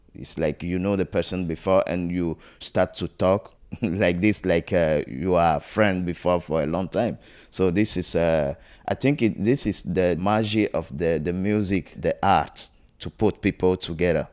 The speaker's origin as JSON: {"language": "English", "country": "Togo", "moved": "yes", "said": "I'm from Togo, West Africa"}